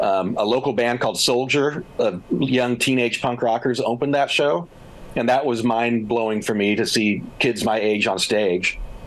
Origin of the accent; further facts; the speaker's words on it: Texas, United States; so I spent a lot of time in Texas, and I have a real soft spot for Texas still. My passport says I'm from Texas, so dang it, I'm a Texan.